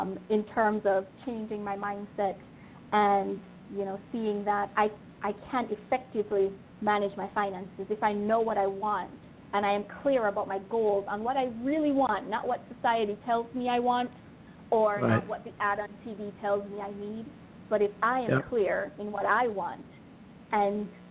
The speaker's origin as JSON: {"language": "English", "country": "Jamaica", "tie": "born or raised there", "moved": "as an adult", "said": "I grew up in Jamaica."}